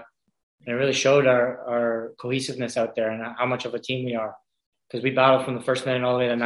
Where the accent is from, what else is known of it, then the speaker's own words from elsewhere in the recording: Victoria, British Columbia, Canada; I'm not just a BC guy. Like, I grew up here in Victoria.